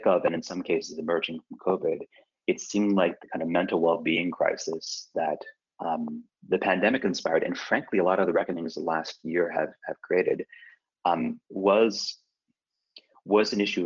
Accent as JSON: {"language": "English", "region": "Iowa", "country": "United States", "tie": "born or raised there", "also_born_or_lived": "Detroit", "moved": "yes", "lives_now": "San Francisco, United States", "said": "I'm a Jewish kid from Iowa"}